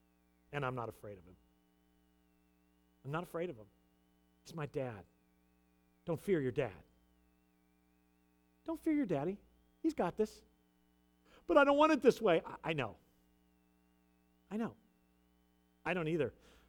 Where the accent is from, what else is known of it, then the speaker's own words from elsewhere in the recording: United States; As an American citizen, I'm going to vote in 2 weeks.